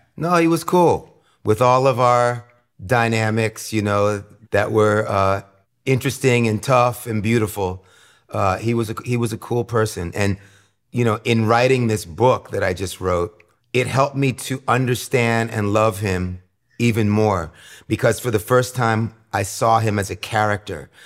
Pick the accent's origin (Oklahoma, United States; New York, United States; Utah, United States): New York, United States; New York City; growing up in New York City in the late sixties as a, you know, very small child